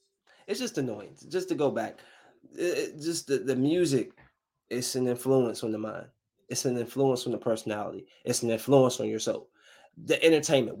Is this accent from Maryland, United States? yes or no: yes; Bowie, Maryland, United States; I'm from Bowie, from the freaking suburbs.